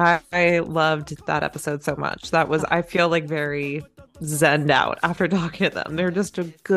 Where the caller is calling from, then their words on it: Los Angeles, California, United States; calling in from L.A.